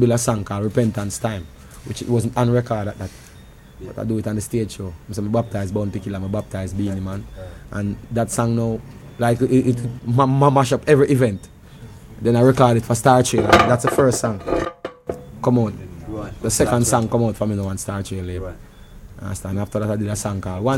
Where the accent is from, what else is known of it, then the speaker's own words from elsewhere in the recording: Portmore, Saint Catherine, Jamaica; growing up in Portmore is this new community